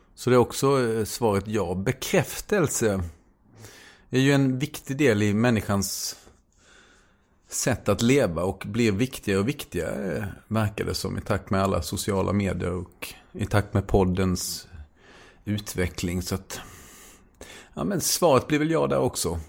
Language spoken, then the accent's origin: Swedish; Småland, Sweden; jag är smålänning